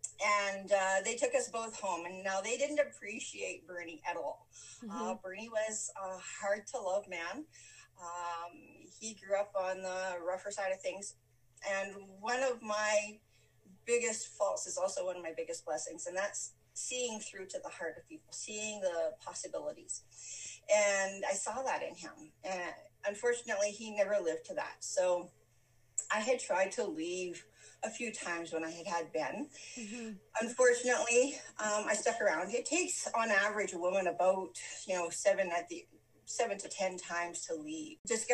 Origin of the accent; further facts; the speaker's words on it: Western Canada, Canada; also born or lived in Calgary, Canada / Leaf Rapids, Canada; I was born in Calgary, Alberta. I grew up across Western Canada.